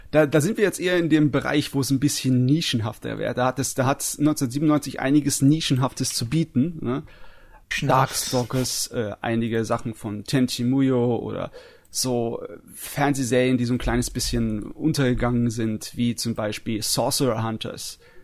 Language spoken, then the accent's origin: German; Germany; bei uns in Deutschland